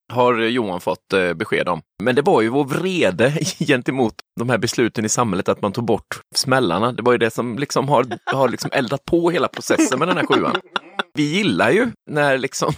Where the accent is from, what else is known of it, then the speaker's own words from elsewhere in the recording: Huskvarna, Jönköping County, Sweden; moved away; Jag är uppvuxen i eh, Huskvarna utanför Jönköping